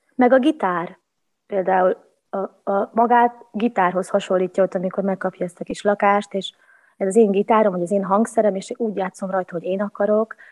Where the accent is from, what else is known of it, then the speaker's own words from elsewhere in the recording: Vojvodina, Serbia; moved away as an adult; úgy döntöttem 19 évnyi világjárás és csavargás után, hogy akkor vissza a gyökerekhez. Úgyhogy most itthon